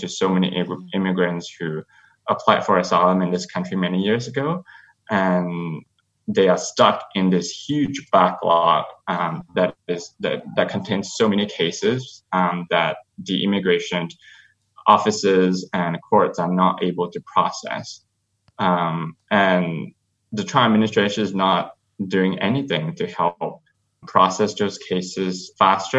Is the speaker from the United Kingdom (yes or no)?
no; Malaysia; moved away as an adult; now in United States; I am a gay asylum seeker who grew up in Malaysia